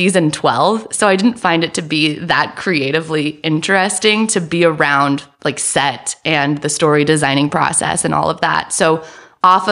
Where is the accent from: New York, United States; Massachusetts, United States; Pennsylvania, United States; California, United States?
California, United States; Walnut Creek; I was born in the San Francisco Bay Area